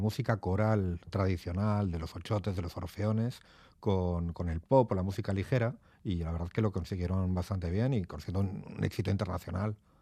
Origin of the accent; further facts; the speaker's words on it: Portugalete, Basque Country, Spain; moved away as an adult; also born or lived in Barakaldo; now in Madrid, Spain; nací en Baracaldo como todos los de aquí, en Cruces, pero soy de Portugalete